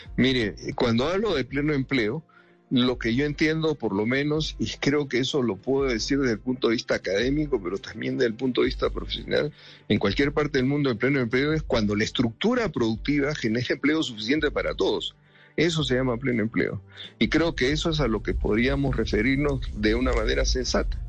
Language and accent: Spanish; Lima, Peru; now in Bogotá, Colombia; yo soy limeño mazaborrero de pura cepa, como decimos a los que nacemos en Lima